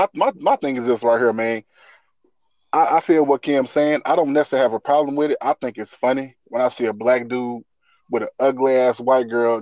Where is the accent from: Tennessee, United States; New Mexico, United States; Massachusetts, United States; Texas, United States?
Texas, United States; East; I grew up in East Texas.